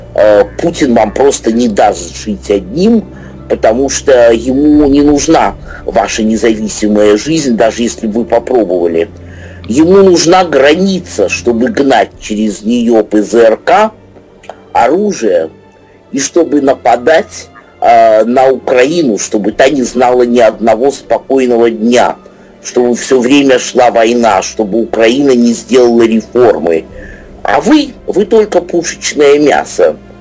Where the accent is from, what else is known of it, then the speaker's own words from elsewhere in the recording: Russia; also born or lived in Moscow; уроженец этой России